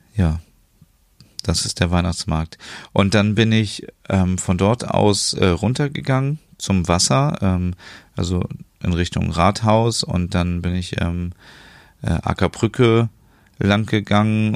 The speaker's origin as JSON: {"language": "German", "country": "Germany", "said": "als Deutscher"}